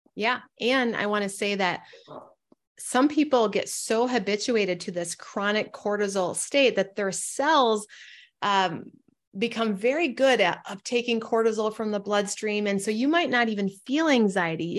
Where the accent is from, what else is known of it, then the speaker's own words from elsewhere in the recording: Northern Michigan, United States; moved away as an adult; also born or lived in Portland, Oregon; I'm from Northern Michigan. I travel home